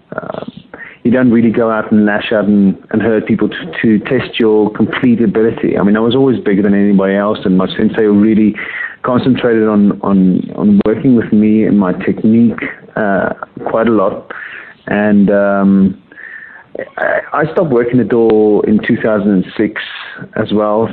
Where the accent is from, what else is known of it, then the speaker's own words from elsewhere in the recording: South Africa; also born or lived in Johannesburg; now in England; I was born in South Africa, born and raised there, and I came over to England in 1996.